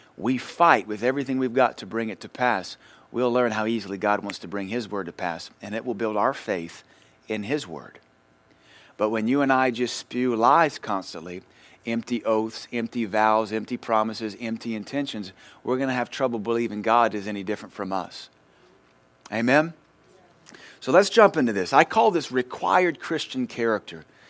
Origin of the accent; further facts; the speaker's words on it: United States; we're American